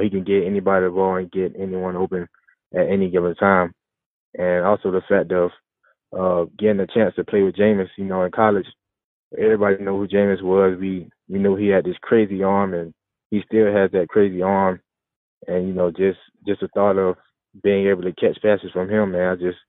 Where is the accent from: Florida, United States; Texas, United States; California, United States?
Florida, United States; I may go back to where I grew up in Florida and give some bites out.